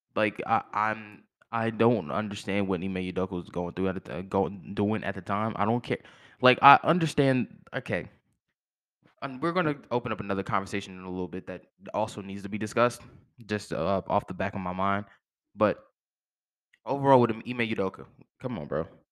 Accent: Fredericksburg, Virginia, United States; my hometown, Fredericksburg, Virginia, shout out to the five five oh.

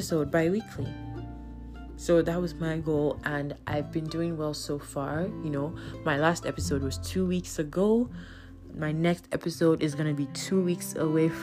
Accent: Nigeria; as a Nigerian

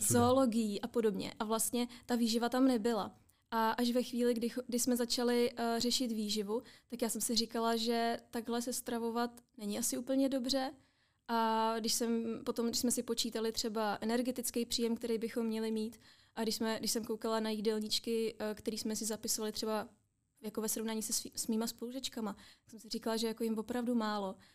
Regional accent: Czechia; my jako Češi

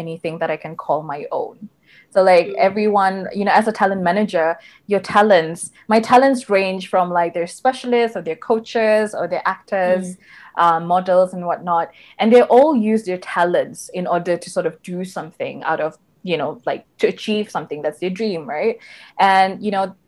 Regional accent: Sabah, Malaysia; growing up in Sabah, a lot of my schoolmates

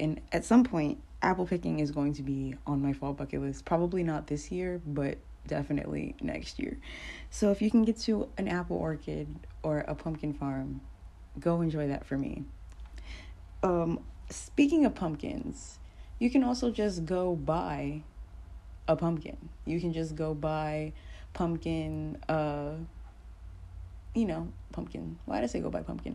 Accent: New York, United States; moved away as an adult; now in Fayetteville, United States; I'm a New Yorker

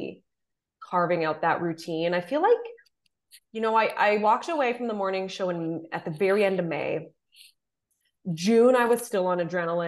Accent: Southern Ontario, Canada; I'm from Southern Ontario

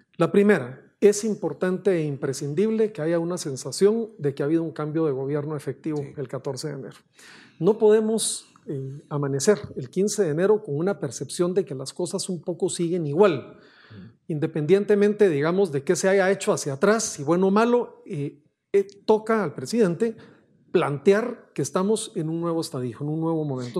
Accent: Guatemala; nosotros nos corresponde como guatemaltecos

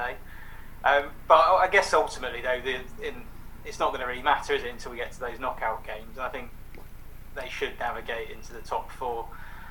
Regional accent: England, United Kingdom; as an English person

